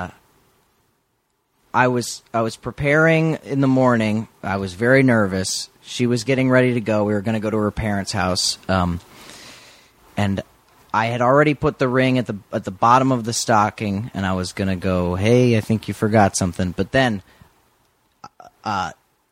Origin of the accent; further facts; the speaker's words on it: Florida, United States; I am from Florida.